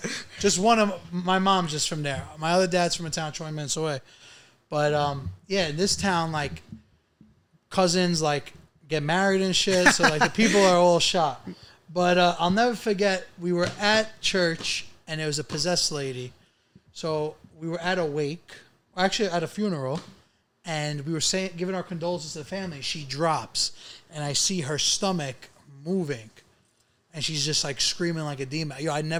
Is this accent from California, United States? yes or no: no; New York City, New York, United States; also born or lived in Sanza, Italy; growing up in Brooklyn